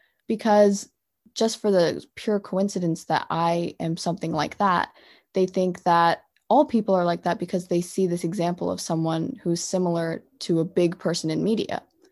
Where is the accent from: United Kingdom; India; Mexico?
India; South India; But really, I'm South Indian and I'm a Christian.